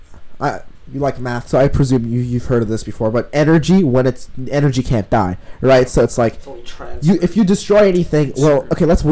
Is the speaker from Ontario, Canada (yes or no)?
no; Vancouver, British Columbia, Canada; I'm from Canada. So yeah, from Vancouver.